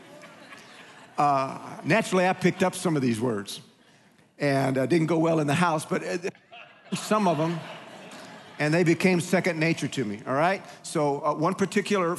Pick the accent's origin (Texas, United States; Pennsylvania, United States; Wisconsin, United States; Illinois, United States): Texas, United States; Huntsville; As a child growing up in Pentecost and a little church there in Huntsville, precious church, grateful for my pastor